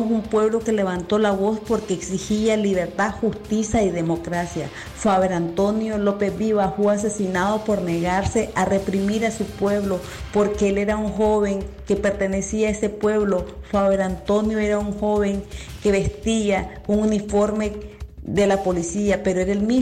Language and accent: Spanish; Nicaragua; moved away as an adult; mi país, que huimos porque somos perseguidos por querer levantar la voz para exigir una nueva Nicaragua